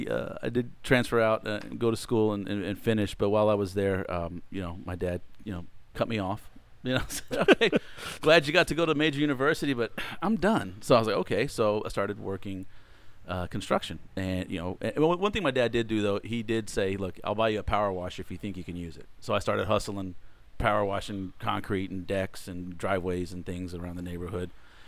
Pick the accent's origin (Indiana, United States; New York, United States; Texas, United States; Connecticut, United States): Texas, United States; Sugar Land; also born or lived in Houston; I was born and raised in Sugar Land. Born and raised here, okay. Yeah, down here.